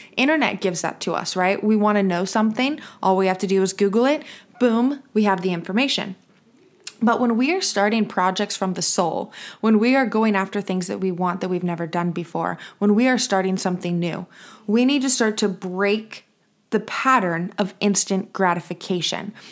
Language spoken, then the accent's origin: English; United States; I'm from the United States